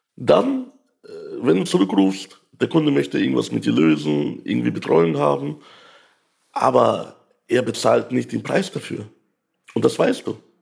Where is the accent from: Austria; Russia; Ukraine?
Ukraine; now in Germany; ich komme ja aus der Ukraine